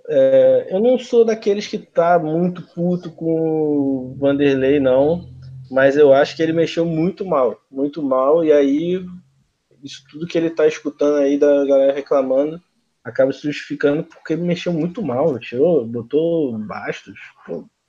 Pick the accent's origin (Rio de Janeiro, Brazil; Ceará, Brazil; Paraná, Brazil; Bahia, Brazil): Rio de Janeiro, Brazil; sou do Rio de Janeiro mesmo, de Jacarepaguá